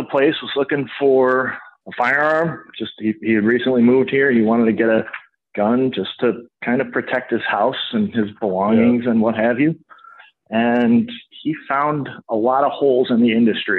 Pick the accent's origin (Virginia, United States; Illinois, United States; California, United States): Illinois, United States; Lake Forest; I grew up in Lake Forest. I moved here when I was a little kid and went to Deer Path and Lake Forest High School